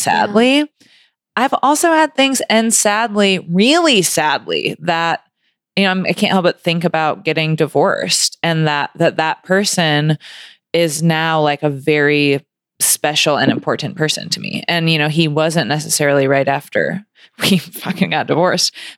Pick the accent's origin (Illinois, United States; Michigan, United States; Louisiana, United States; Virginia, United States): Michigan, United States; Grand Rapids; moved away as an adult; also born or lived in Ann Arbor, Michigan / California; I grew up in Grand Rapids